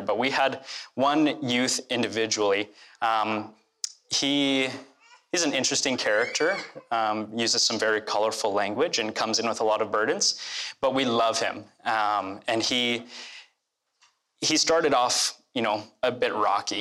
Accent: Red Deer, Alberta, Canada; I grew up here in Red Deer. Actually, the, my childhood home is just a few blocks

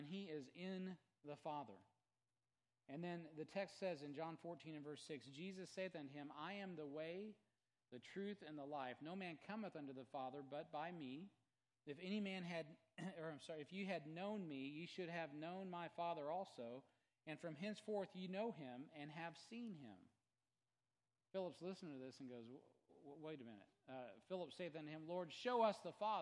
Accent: United States

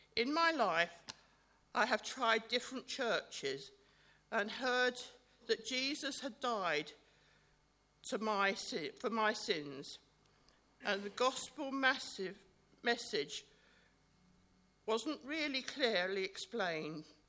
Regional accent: Bookham, South East England, United Kingdom; also born or lived in Fulham, London; I was born in Fulham, and I, by the time I was eight, my family moved to Bookham.

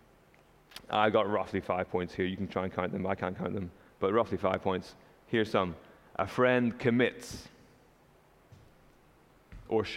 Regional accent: Northern Ireland, United Kingdom; now in Canada; I'm not from Canada, you might have figured that out already. I'm from Northern Ireland

